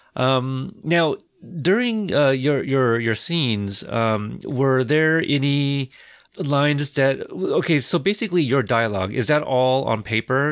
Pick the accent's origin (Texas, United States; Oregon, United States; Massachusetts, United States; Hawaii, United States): Oregon, United States; Portland; I am from Portland